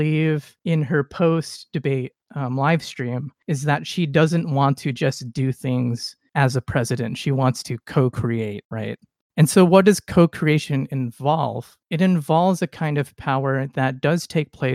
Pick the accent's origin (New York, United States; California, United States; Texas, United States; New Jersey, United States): California, United States; as a Californian